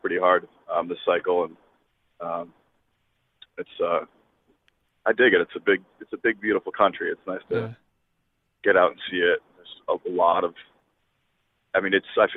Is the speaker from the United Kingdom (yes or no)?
no; Washington, District of Columbia, United States; moved away; I grew up in Washington, D.C.